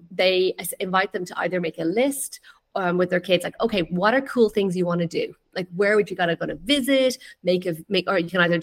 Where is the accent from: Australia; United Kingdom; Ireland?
Ireland; west coast of Ireland; now in Greece; So I am from Ireland. I'm from the west coast of Ireland